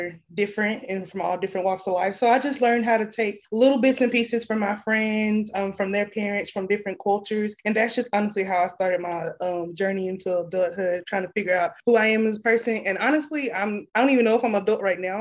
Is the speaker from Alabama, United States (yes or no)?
no; Longview, Texas, United States; I'm originally from Longview, Texas